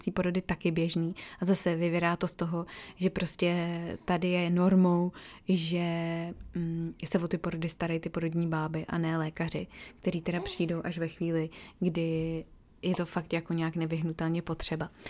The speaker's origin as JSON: {"language": "Czech", "country": "Czechia", "moved": "yes", "said": "už prostě 8 let v Čechách nežiju, jo. Ale přijde mi, že tady se s tím tolik necrcají, jako u nás v Čechách"}